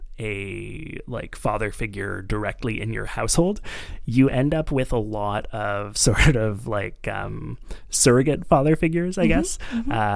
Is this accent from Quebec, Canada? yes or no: yes; Montreal, Quebec, Canada; I grew up in Montreal, a very, like, Jewish city